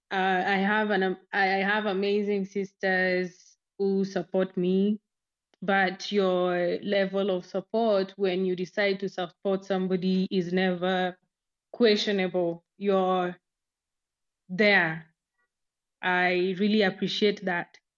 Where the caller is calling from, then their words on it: Nairobi, Kenya; I'm speaking from Nairobi, Kenya.